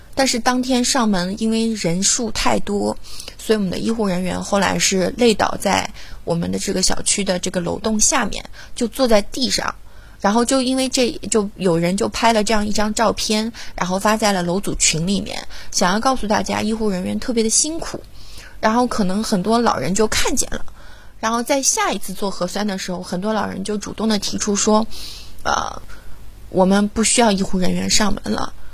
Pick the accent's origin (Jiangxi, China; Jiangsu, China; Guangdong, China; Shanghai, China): Shanghai, China; 我是一个土生土长的上海小姑娘